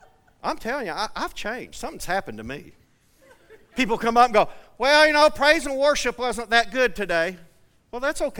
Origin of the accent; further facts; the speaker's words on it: Flatwoods, Kentucky, United States; now in Seedling, United States; I grew up in Flatwoods, Kentucky.